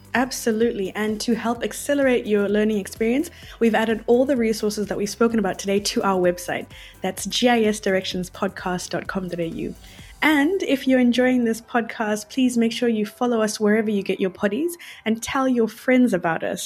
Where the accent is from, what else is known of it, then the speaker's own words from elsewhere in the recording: Zimbabwe; moved away; I'm from Zimbabwe